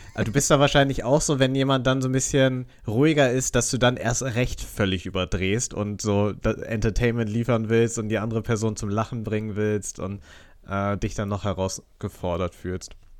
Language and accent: German; Northern Germany, Germany; als Norddeutscher